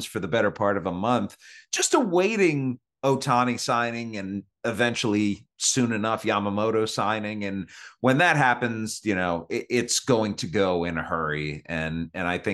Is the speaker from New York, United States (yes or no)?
no; Cleveland, Ohio, United States; now in Kansas City, United States; I live in Kansas City. Right. I grew up in Cleveland.